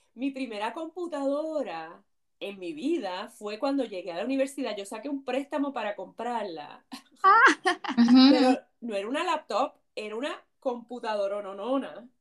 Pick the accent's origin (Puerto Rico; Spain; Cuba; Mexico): Puerto Rico; San Juan; now in Connecticut, United States; yo soy de Puerto Rico, de San Juan, Puerto Rico